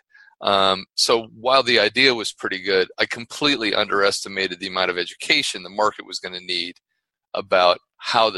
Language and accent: English; Ohio, United States; I grew up in Ohio